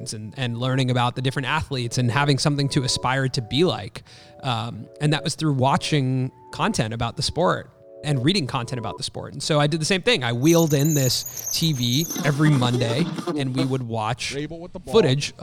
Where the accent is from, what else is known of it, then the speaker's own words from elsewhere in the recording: Los Angeles, California, United States; I grew up in Los Angeles